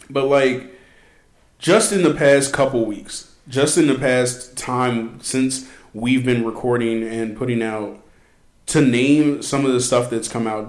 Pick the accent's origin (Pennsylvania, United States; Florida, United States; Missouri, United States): Pennsylvania, United States; Philadelphia suburbs, southeastern; I'm from southeastern Pennsylvania, close to that city. I was born in Philadelphia. I was raised in the Philadelphia suburbs